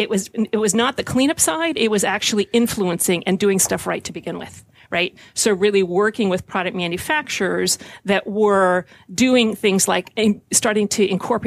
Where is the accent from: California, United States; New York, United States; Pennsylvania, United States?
California, United States; San Francisco; I grew up in San Francisco.